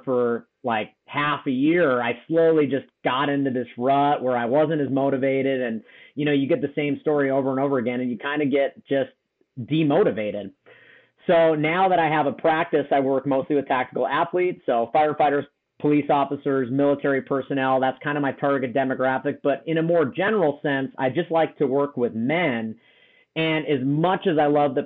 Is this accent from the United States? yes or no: yes; Wisconsin, United States; born and raised in Wisconsin, ended up joining the Marine Corps.